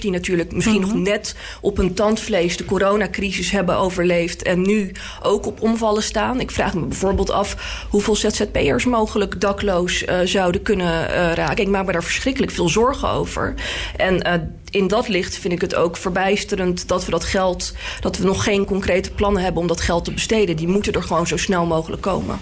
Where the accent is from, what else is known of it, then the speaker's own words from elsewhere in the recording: The Hague, South Holland, Netherlands; ik kom zelf uit Laak.